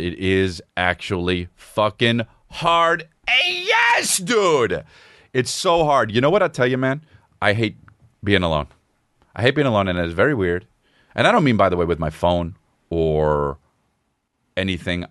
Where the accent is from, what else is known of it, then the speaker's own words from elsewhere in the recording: La Cañada Flintridge, California, United States; I came from La Cunada